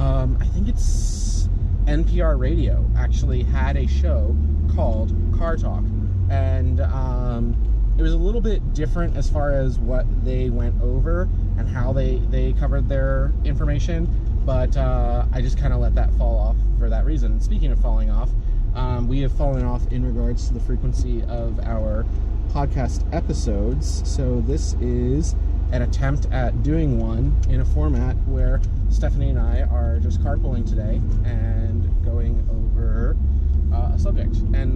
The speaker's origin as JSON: {"language": "English", "region": "Maryland", "country": "United States", "tie": "born there", "said": "A lot of you know that, or some of you know that I was born in Maryland, and I had, two totally different life experiences, one in Maryland and then one, after I moved in with my grandparents."}